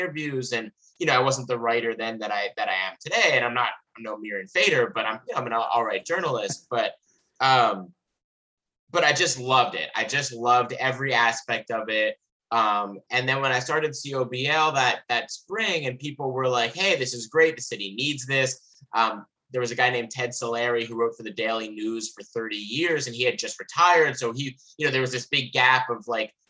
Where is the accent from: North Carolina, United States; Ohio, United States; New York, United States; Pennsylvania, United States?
Pennsylvania, United States; Lower Merion; Local kid born and raised in Lower Murray